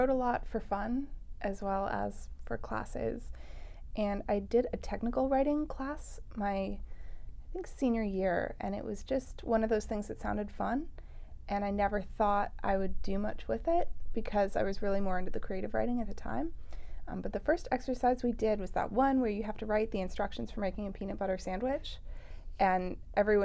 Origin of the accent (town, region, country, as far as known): Ojai, California, United States; born or raised there